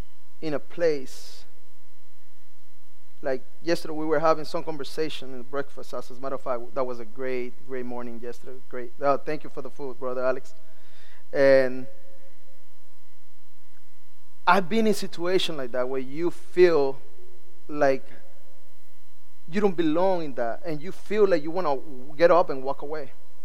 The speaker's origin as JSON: {"language": "English", "country": "Nicaragua", "second_language": "English", "lives_now": "Miami, United States", "said": "Although I'm from Nicaragua, and I feel like I'm home in our country. They know that some of our culture has changed. Some of my no longer the Nicaraguan slangs and the accents is no longer there. It's like because we live in Miami"}